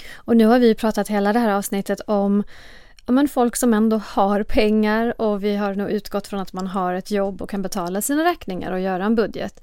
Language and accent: Swedish; Sweden; vi som svenskar